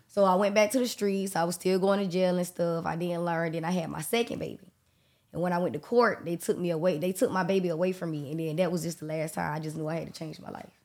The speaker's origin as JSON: {"language": "English", "town": "Jacksonville", "region": "Florida", "country": "United States", "tie": "born or raised there", "said": "I'm from Jacksonville, Florida."}